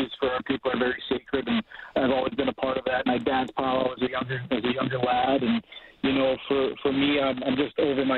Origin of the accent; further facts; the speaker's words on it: Treaty 7, Alberta, Canada; I'm from the Treaty 7. I'm a Blackfoot First Nations man.